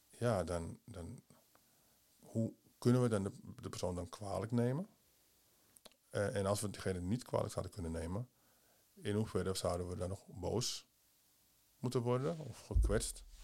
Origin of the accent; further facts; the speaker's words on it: Suriname; Nou, het ging, het ging erom dat, dat wij als Surinamers... Mhm. door onze Surinaamse ouders en familieleden...